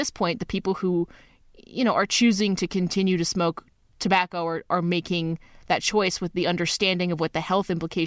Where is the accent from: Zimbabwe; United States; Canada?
Canada; also born or lived in Alberta; Love being Canadian